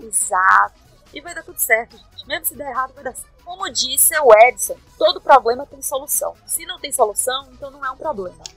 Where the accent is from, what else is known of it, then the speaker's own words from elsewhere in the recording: Brazil; a gente é brasileira